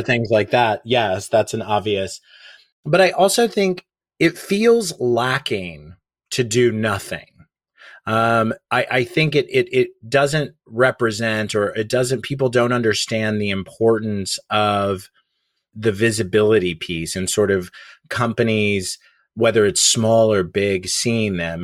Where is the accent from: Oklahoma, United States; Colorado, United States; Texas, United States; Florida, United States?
Oklahoma, United States; moved away as an adult; now in New York City, United States; I grew up in Oklahoma, which is very conservative